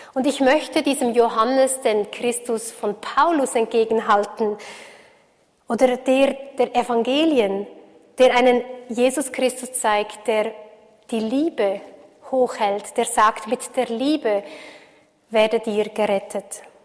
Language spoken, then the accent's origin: German; Switzerland; für mich als Schweizerin